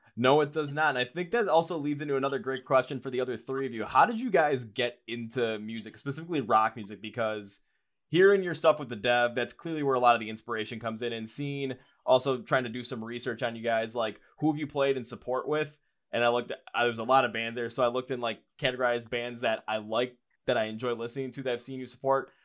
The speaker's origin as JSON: {"language": "English", "town": "Milwaukee", "region": "Wisconsin", "country": "United States", "said": "up here where I'm from, Milwaukee"}